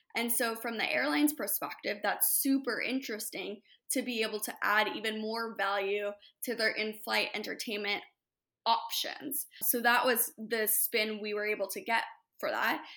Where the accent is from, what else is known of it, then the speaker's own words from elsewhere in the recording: Hermosa Beach, California, United States; also born or lived in upstate New York; I'm born and raised in Hermosa Beach. So L A native